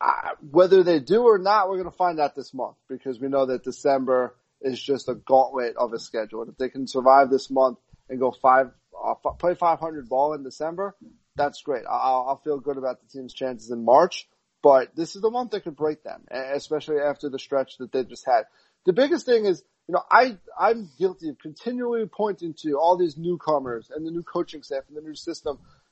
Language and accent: English; Cincinnati, Ohio, United States; So I grew up in Cincinnati. I'm a Bearcat fan.